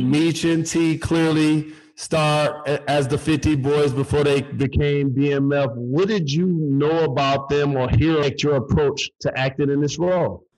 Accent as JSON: {"language": "English", "town": "Detroit", "region": "Michigan", "country": "United States", "said": "like me, she's from Detroit."}